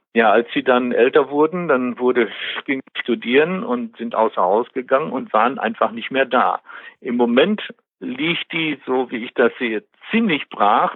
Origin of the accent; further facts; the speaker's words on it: Westmünsterland, North Rhine-Westphalia, Germany; moved away as an adult; also born or lived in Bielefeld; now in Detmold, Germany; Ich bin ja eigentlich gebürtiger Westmünsterländer, komme also von der holländischen Grenze